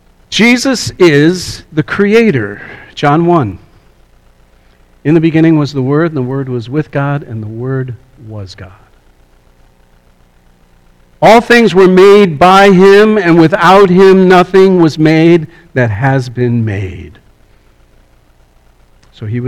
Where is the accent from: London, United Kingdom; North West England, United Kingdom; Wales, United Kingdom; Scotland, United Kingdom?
Scotland, United Kingdom; I'm from Scotland